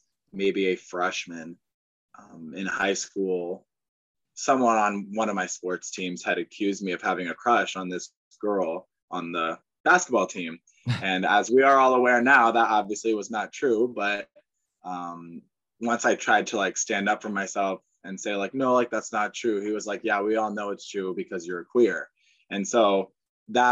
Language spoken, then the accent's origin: English; Angola, Indiana, United States; moved away as an adult; also born or lived in Celina, Ohio / Findlay, Ohio; I'm from Angola, Indiana, which is a small town in northeastern corner of the state.